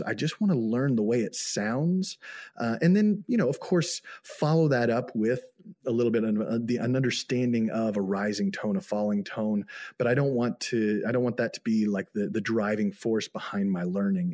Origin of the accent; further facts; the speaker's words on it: United States; moved away as an adult; also born or lived in Xinjiang, China; I'm an American